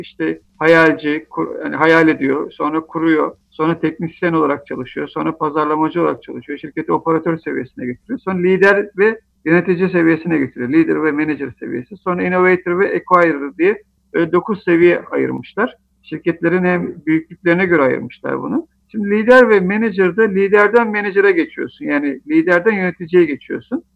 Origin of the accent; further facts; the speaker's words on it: Artvin, Turkey; moved away; also born or lived in Istanbul; Ben 1972 yılında Artvin'de doğdum.